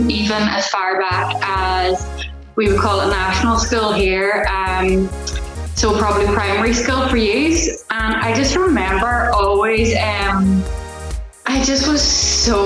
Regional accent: Ireland; I'm from Ireland, and I am an accountability coach

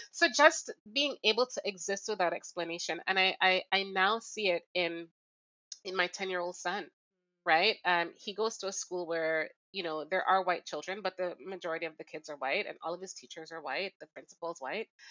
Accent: Jamaica; now in Toronto, Canada; I grew up in Jamaica

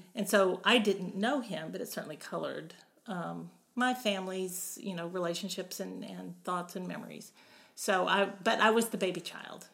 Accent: Beaumont, Texas, United States; also born or lived in Kansas / Houston, Texas; we moved to Beaumont, and then I grew up in Beaumont from from then on through college

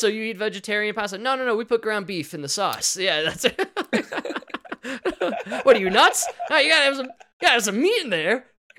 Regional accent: Chicago, Illinois, United States; I literally said out loud, I'm from Chicago.

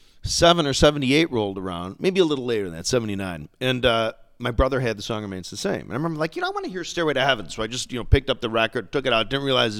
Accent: Oak Park, Illinois, United States; Well, I grew up in Oak Park, Illinois.

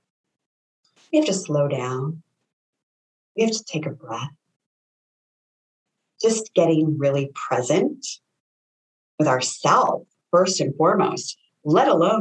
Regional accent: Connecticut, United States; moved away; I'm from Connecticut originally

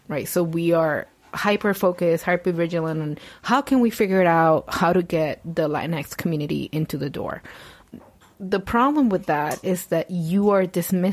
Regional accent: Puerto Rico; English is a second language; moved away

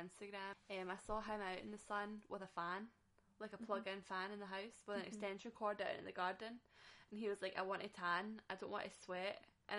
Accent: Scotland, United Kingdom; I'm just fucking Scottish.

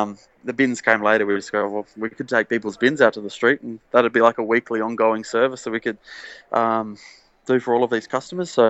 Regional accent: Sydney, New South Wales, Australia; also born or lived in Lower North Shore, Sydney; I grew up on the Northern Beaches. Now I live on the Lower North Shore, for anyone who knows Sydney very well

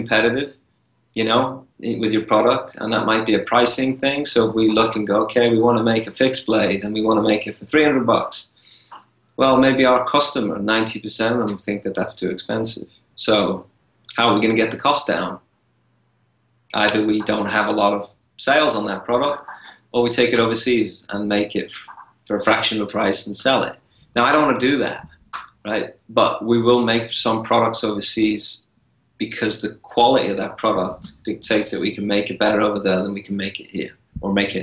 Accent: England, United Kingdom; now in United States; I was born in England.

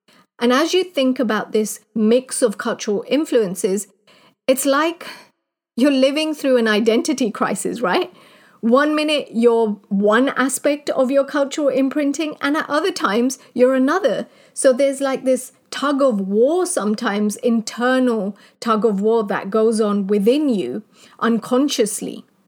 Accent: Kenya; moved away; also born or lived in United Kingdom; growing up in Kenya.

